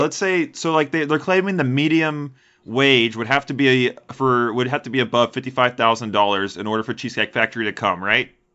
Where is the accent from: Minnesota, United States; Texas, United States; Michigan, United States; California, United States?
Texas, United States; Houston; I was raised in Houston